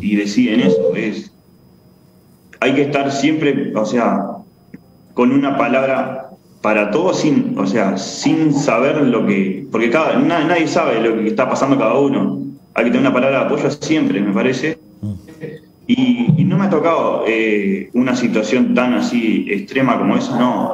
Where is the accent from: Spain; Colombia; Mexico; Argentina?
Argentina; now in Uruguay; yo nací en Argentina